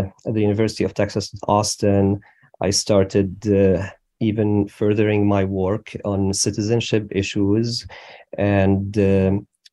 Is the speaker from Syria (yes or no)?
yes; Syria; moved away as an adult; also born or lived in Damascus; I was born in Syria